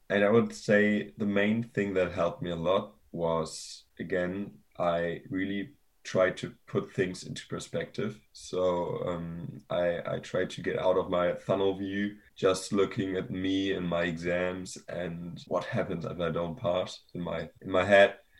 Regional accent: Germany; moved away; I'm from Germany initially

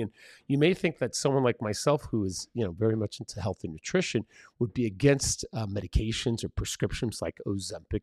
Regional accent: San Diego, California, United States; first language Spanish; English is a second language; also born or lived in Mexico City, Mexico; when I was a kid and I was living in San Diego

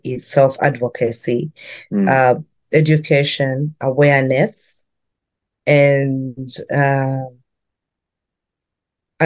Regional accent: Uganda; moved away as an adult; now in Vancouver, Canada; I grew up in Uganda

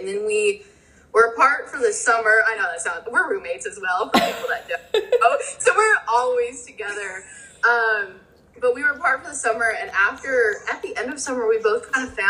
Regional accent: Nebraska, United States; now in Arkansas, United States; I'm not from Arkansas, I'm from Nebraska.

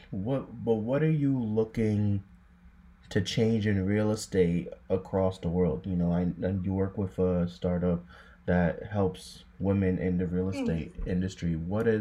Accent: United States; Me being an American

